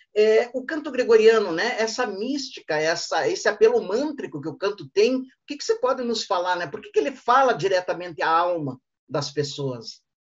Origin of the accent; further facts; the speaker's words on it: Ponta Grossa, Paraná, Brazil; minha cidade natal, Ponta Grossa.